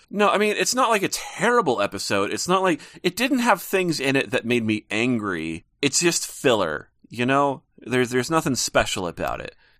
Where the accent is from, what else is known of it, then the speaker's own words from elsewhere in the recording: Montana, United States; I'm living in Montana and I am from Montana